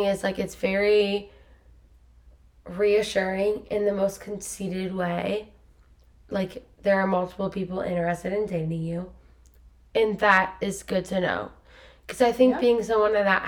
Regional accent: Lima, Ohio, United States; moved away as an adult; now in Columbus, United States; I went to my hometown, Lima

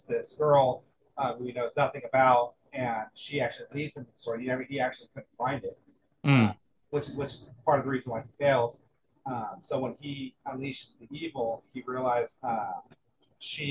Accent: Scotland, United Kingdom; I'm Scottish

